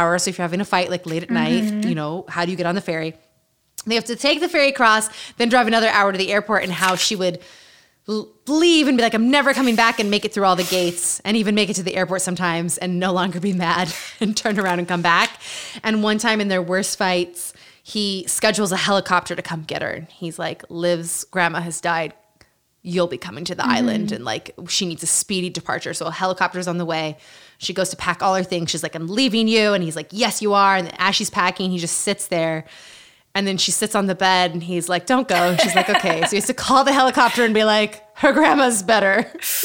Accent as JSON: {"language": "English", "region": "Utah", "country": "United States", "tie": "born or raised there", "said": "Growing up in Utah."}